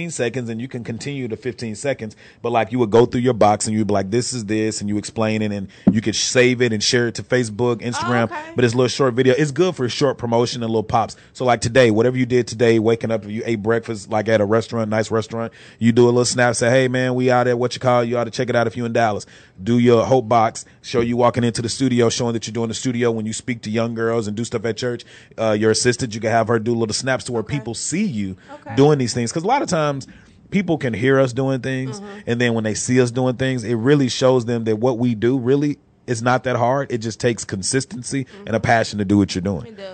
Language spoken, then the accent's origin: English; Chicago, Illinois, United States; Nah, I'm from Chicago.